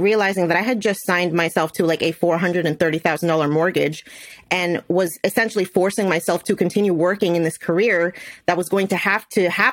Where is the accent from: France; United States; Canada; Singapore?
United States; New Jersey; I was born and raised in New Jersey, and the pharmaceutical industry is really big out here